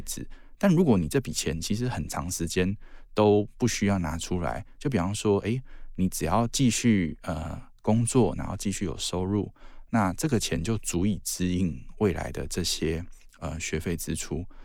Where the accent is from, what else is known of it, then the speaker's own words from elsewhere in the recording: southern Taiwan, Taiwan; now in northern Taiwan; 像我小时候是在，呃，南部长大